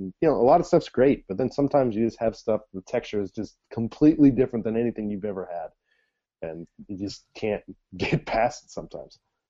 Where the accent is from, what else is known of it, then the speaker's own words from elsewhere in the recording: Midwest, United States; moved away as an adult; now in Japan; I'm from the Midwest in America.